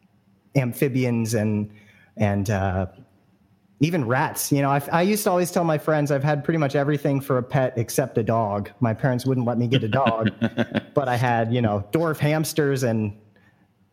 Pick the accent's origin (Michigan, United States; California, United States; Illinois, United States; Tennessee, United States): California, United States; San Francisco Bay Area; I grew up in the Bay Area here, San Francisco Bay Area